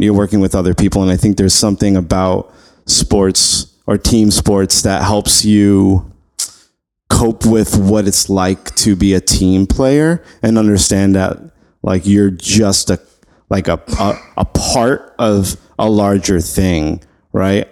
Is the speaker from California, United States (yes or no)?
no; New York City, New York, United States; also born or lived in LaGrangeville, New York / Poughkeepsie, New York; I grew up in Flushing, Queens